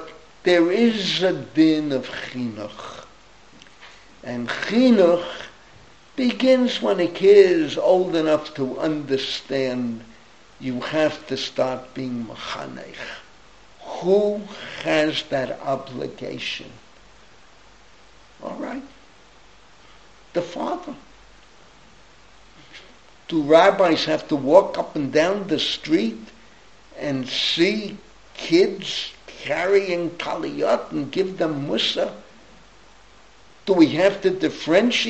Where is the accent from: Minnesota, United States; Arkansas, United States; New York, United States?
New York, United States; New York City; also born or lived in East Flatbush; now in Israel; I grew up in the Bronx